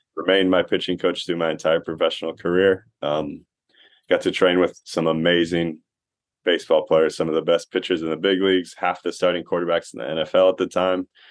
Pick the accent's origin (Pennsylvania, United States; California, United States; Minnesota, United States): California, United States; Costa Mesa; I played baseball at Costa Mesa